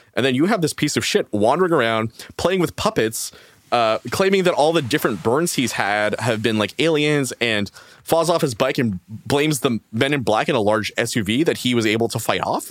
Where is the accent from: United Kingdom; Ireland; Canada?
Canada; as a Canadian